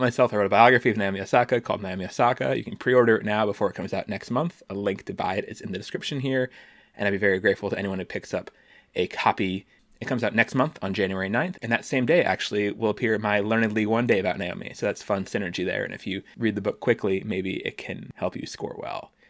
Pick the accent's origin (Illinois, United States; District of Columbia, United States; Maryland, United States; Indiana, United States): District of Columbia, United States; Washington; my hometown, Washington, D C